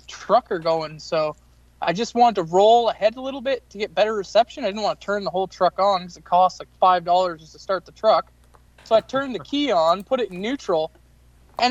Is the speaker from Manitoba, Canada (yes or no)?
no; Newfoundland and Labrador, Canada; Out of Newfoundland here